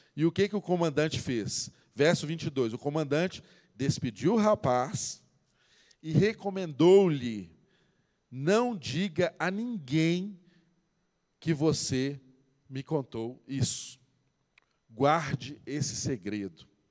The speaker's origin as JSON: {"language": "Portuguese", "region": "Minas Gerais", "country": "Brazil", "said": "Todos aqui, a maioria de nós somos mineiros"}